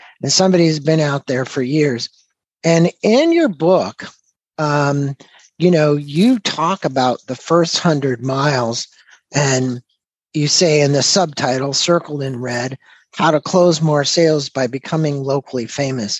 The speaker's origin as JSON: {"language": "English", "region": "Southern California", "country": "United States", "tie": "born or raised there", "also_born_or_lived": "St. Louis, Missouri", "said": "I lived there until I was 7 years old. Then I moved to Southern California"}